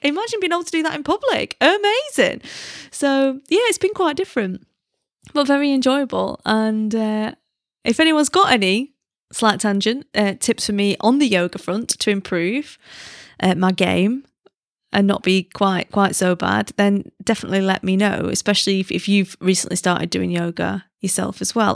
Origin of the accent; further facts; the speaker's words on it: United Kingdom; moved away; as a British person